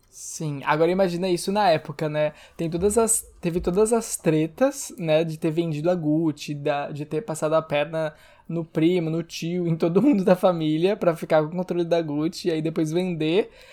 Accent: Rio Grande do Sul, Brazil; accent: gaúcho; eu tô misturando sotaque gaúcho com sotaque carioca

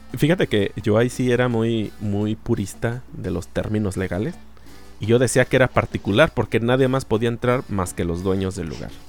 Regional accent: Mexico; en México tenemos sheriff

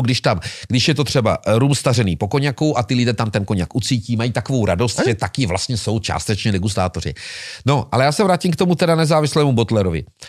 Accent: Moravia, Czechia; u nás na Moravě

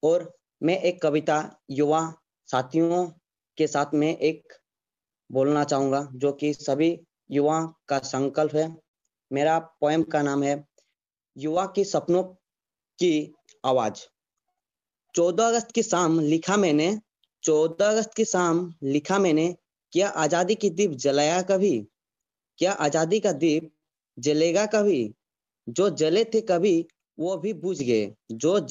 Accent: Jharkhand, India; और मैं झारखंड राज्य का हूँ और मेरा जिला सरेकला खरसुआ है

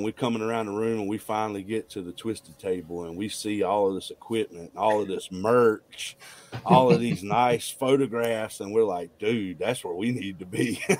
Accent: Hamlet, North Carolina, United States; I'm currently not living there, but I grew up in Hamlet before I joined the service.

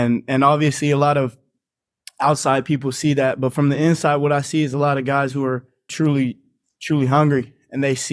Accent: Reno, Nevada, United States; moved away as an adult; now in San Diego, United States; I was born and raised in Reno, Nevada. That's where my hometown is.

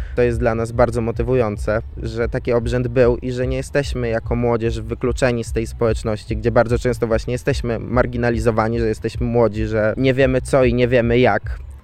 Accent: Bazar, Lublin Voivodeship, Poland; pochodzę ze wsi, w której mieszkał Jan III Sobieski i w której spędzał miesiąc miodowy z Marysieńką

